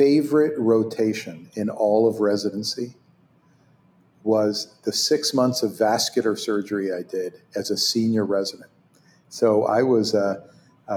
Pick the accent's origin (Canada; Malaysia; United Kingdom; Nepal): Canada; first language Hebrew; English is a second language; moved away as an adult; also born or lived in Israel; now in United States; growing up in Canada